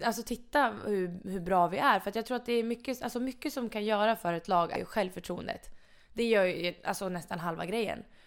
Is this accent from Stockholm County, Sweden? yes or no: no; Mora, Dalarna County, Sweden; moved away as an adult; now in Karlstad, Sweden; jag är jättenöjd med min uppväxt i Mora